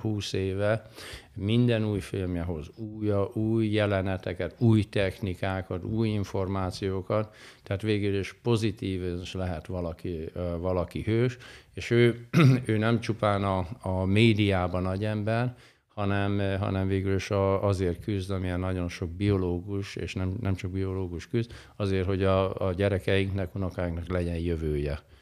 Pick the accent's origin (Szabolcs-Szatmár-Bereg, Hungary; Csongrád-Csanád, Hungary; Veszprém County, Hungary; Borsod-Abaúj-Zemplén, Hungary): Borsod-Abaúj-Zemplén, Hungary; Kazincbarcika; Én valahol Borsodban nőttem fel, Kazinc Barcikán, Felső Barcikán